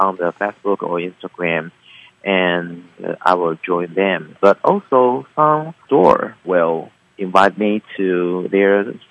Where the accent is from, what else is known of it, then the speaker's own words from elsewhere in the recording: Taichung, Taiwan; I'm from Taichung.